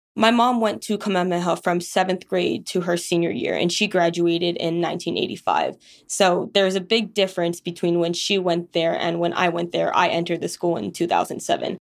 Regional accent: Kailua, Hawaii, United States; moved away as an adult; I am Native Hawaiian from Kailua on the island of Oahu in Hawaii

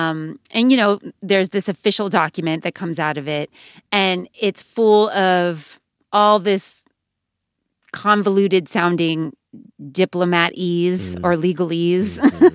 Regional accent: United States; my father's from Iran, my mom is Puerto Rican, yes, I'm American, it's complicated.

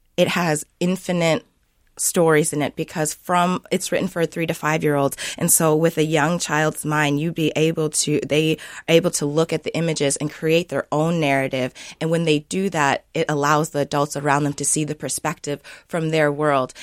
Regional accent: Sioux Falls, South Dakota, United States; now in Minnesota, United States; I grew up in Sioux Falls, South Dakota

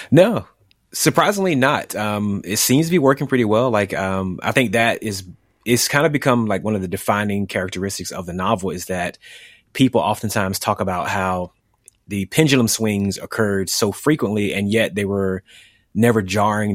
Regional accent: the South, United States; my experiences growing up in the South

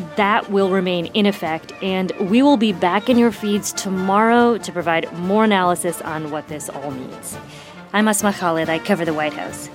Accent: Indiana, United States; moved away; I'm from Indiana, proud Hoosier, but I look back at my childhood, I look back at the schools I went

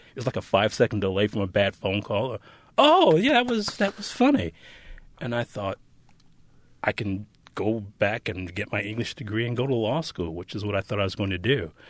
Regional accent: Detroit, Michigan, United States; I grew up in what I think they now demographically call an urban existence.

